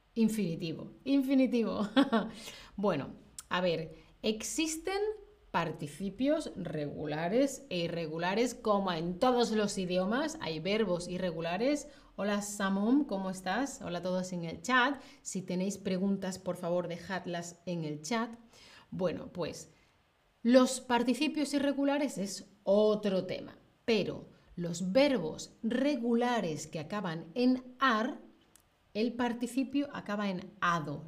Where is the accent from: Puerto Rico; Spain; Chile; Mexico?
Spain; En el centro y de donde yo soy, pues em, suele mantenerse la diferencia entre con fecha y sin fecha, ¿vale? O sea, yo lo utilizo como casi toda la península ibérica, casi toda España.